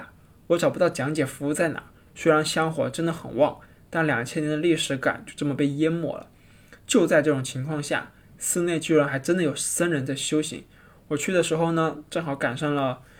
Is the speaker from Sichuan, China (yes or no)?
no; Hainan, China; now in Beijing, China; 我从小在海南就没有见过什么大山大河，五指山那么近，但实际上很远。